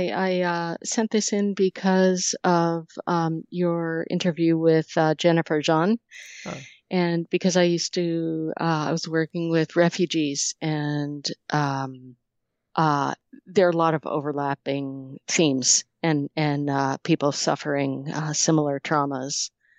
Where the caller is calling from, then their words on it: Montpelier, Vermont, United States; Vermont. Montpelier, Vermont.